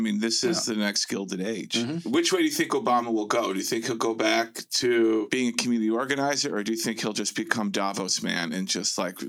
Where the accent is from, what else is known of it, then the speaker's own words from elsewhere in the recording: Chicago, Illinois, United States; moved away; I grew up in Chicago.